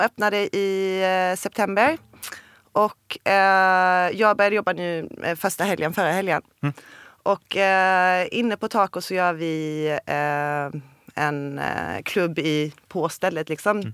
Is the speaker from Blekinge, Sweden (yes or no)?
yes; Olofström, Blekinge, Sweden; jag kommer från Blekinge och Olofström